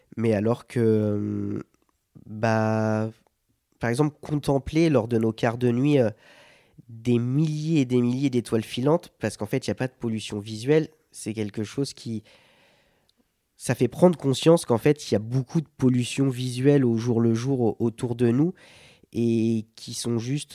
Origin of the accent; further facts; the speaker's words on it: Sarthe, Pays de la Loire, France; je viens de la Sarthe, le monde de l'agriculture, j'en ai beaucoup autour de moi d'agriculteurs